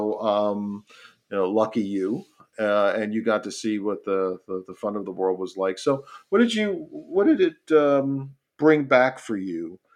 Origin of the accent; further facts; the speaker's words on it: New York City, New York, United States; New York City, my hometown, proud of my great city.